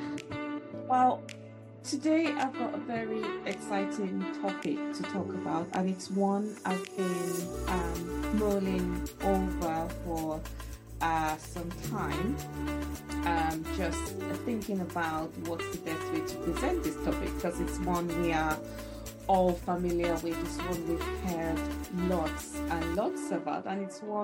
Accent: Nigeria; moved away; I grew up in Africa, in Nigeria specifically

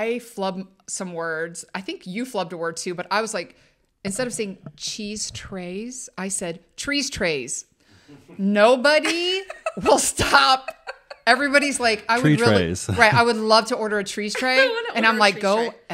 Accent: Ohio, United States; we're from Ohio, so it's Fox 8 Cleveland.

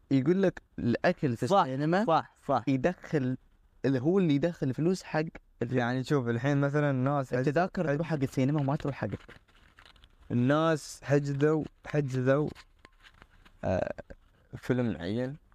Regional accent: United Arab Emirates; كريت الافلام عندنا في الامارات

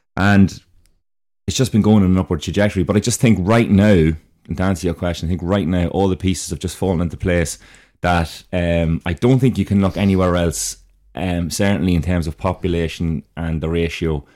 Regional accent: Dundalk, County Louth, Ireland; I'm from Dundalk

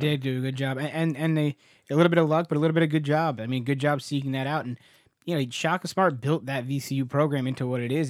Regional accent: New Jersey, United States; We're from New Jersey.

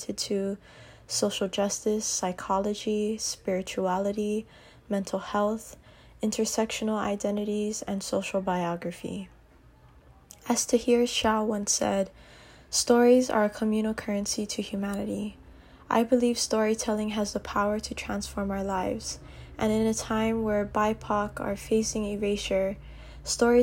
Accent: Aiea, Hawaii, United States; I am a third-generation Filipino interdisciplinary artist and cosmetologist born and raised in Aiea, Hawaii

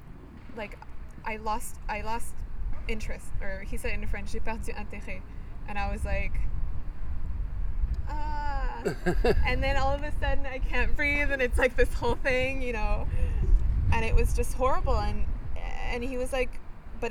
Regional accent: Bulgaria; I'm from Bulgaria.

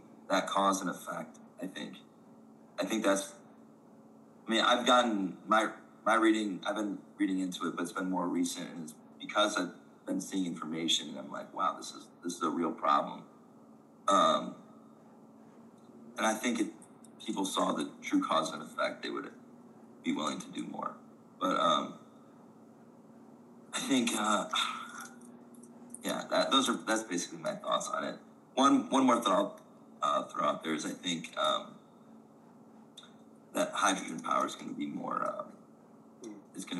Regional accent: Michigan, United States; growing up in Michigan for a while

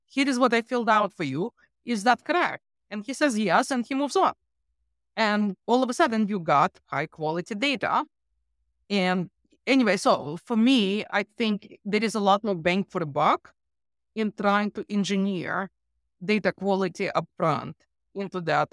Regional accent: Ukraine; moved away; I'm from Ukraine

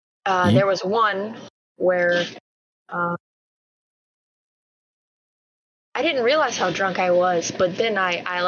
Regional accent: Louisiana, United States; I'm from Louisiana.

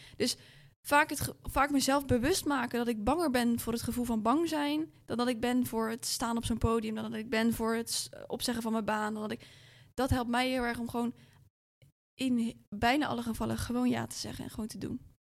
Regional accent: Rotterdam, South Holland, Netherlands; ik kom ook gewoon uit Rotterdam

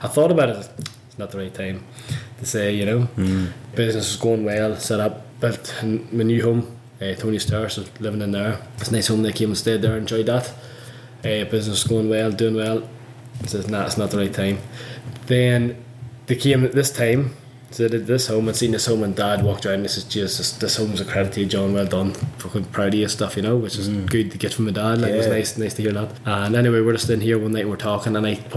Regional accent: Northern Ireland, United Kingdom; also born or lived in Christchurch, New Zealand; now in Queenstown, New Zealand; because of the whole religion thing growing up in Northern Ireland

